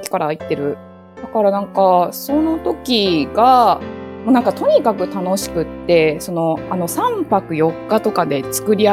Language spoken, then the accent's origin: Japanese; Kansai, Japan; moved away as an adult; also born or lived in Tokyo; 生まれも育ちも関西で、高校を卒業して、大学が東京だったので、その時に東京に来たって感じですね。